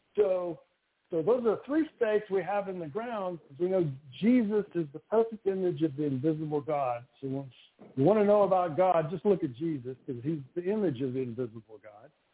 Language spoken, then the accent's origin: English; Louisiana, United States; I grew up in Louisiana